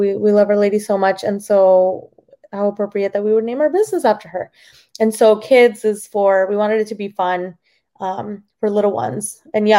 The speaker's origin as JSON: {"language": "English", "region": "New Jersey", "country": "United States", "tie": "born or raised there", "also_born_or_lived": "Boston", "first_language": "Spanish", "second_language": "English", "moved": "as an adult", "lives_now": "Florida, United States", "said": "I was born in Boston, raised in New Jersey, so grew up in the Archdiocese of Newark my whole life. My husband and I just moved to Florida, like, I guess not just, but 2 years ago now."}